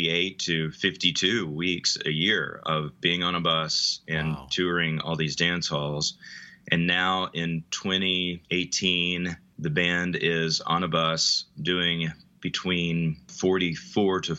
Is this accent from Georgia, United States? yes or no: yes; Atlanta, Georgia, United States; I grew up in Atlanta, Georgia, and was born in 1977